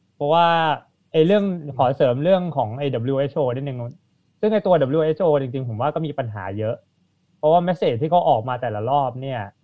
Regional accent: Thailand; ก็เชื้อชาติอินเดียครับ แต่เกิดที่เมืองไทย

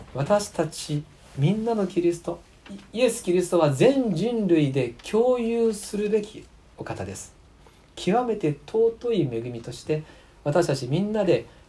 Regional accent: Japan; moved away; もともと出身は吉備学区ですので、えー、ここで生まれて育ったんですがしばらく離れていまして去年帰ってきました

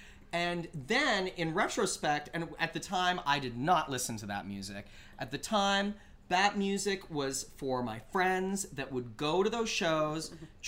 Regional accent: Canada; growing up in Canada and being and not really being around a lot of African American people

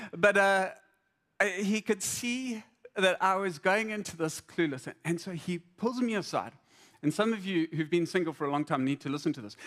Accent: Zimbabwe; I, I grew up in Zim

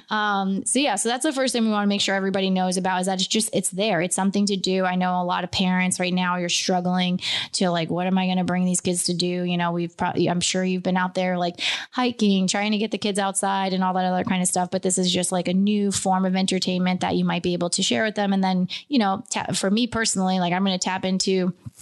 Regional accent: Beacon, New York, United States; being from Beacon

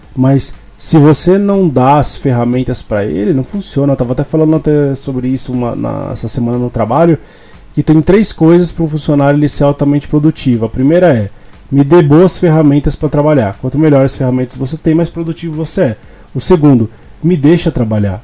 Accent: Brazil

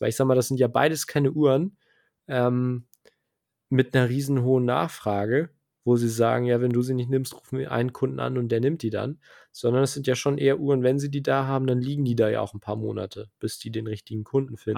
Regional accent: Germany; hier bei uns in Deutschland

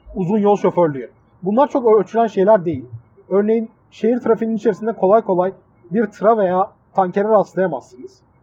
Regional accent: Mersin, Turkey; accent: Adana; also born or lived in Adana; Adana'da büyümemiş, Mersin'de büyümüş bir insan olarak

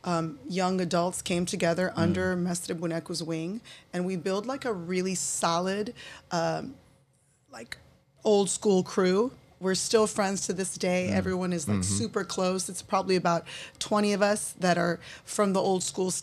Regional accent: Glendale, California, United States; also born or lived in San Francisco Bay Area; Brazilian American, grew up in Glendale

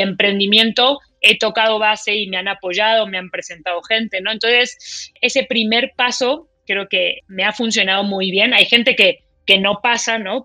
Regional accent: Argentina; now in Mexico; yo soy argentina, mi esposo es mexicano

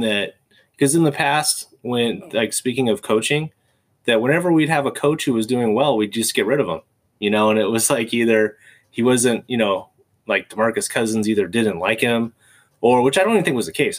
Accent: California, United States; moved away; also born or lived in Michigan; I'm from California

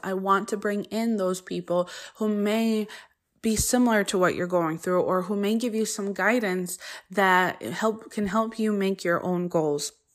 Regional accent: Connecticut, United States; first language Polish; English is a second language; also born or lived in Poland (ancestry); I didn't speak English, uh, until I went to preschool, even though I was born here

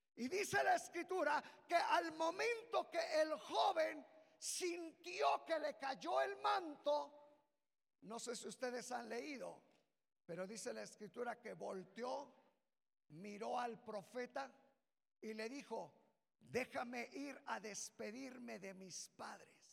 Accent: Mexico; de ser mexicanos

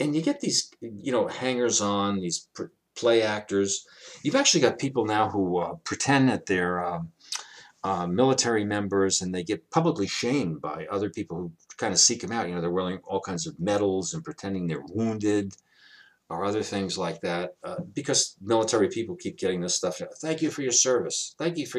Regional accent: New York City, New York, United States; growing up in Brooklyn, New York

